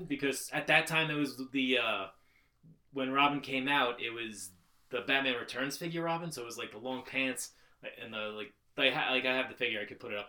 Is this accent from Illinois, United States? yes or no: no; Long Island, New York, United States; I grew up on Long Island